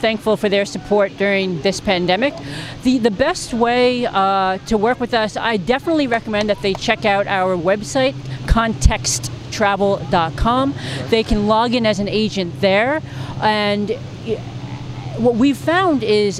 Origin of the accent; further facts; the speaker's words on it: New York City, New York, United States; my hometown and one of the greatest cities in the world